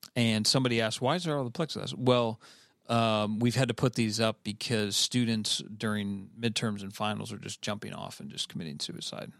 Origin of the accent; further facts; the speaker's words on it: Cleveland, Ohio, United States; I'm from Cleveland, Ohio